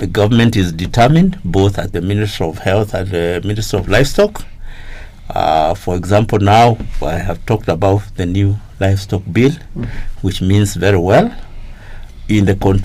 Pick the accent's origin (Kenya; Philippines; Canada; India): Kenya; I grew up in Kenya when we had a very stringent agricultural extension service